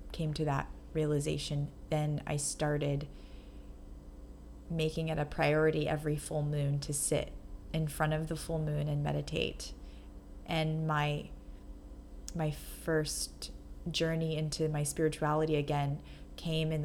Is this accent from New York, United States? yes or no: yes; New York, United States; moved away as an adult; now in Los Angeles, United States; the idea that I have of myself as a New Yorker